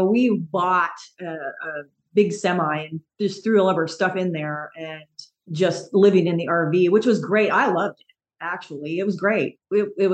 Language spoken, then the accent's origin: English; Bellevue, Washington, United States; moved away as an adult; now in Eastern Washington, United States; I was born over in Bellevue